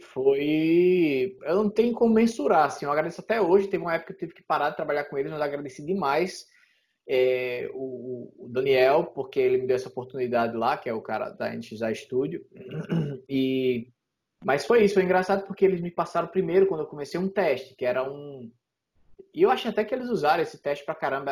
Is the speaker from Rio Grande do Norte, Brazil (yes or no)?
yes; Natal, Rio Grande do Norte, Brazil; moved away as an adult; also born or lived in São Paulo; now in Canada; em Natal é, na minha cidade lá